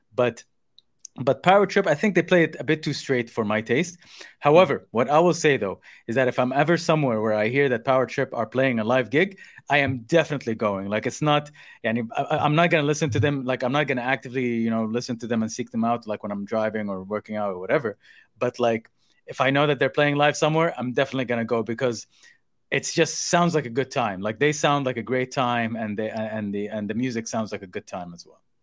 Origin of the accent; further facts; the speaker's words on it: Saudi Arabia; moved away; growing up in Saudi as a kid